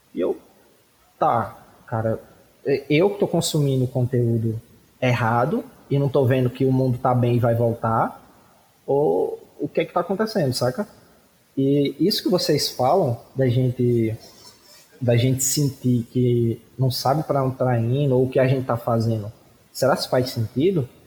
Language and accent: Portuguese; Cariri, Ceará, Brazil; nós somos daqui do Cariri, no interior do Ceará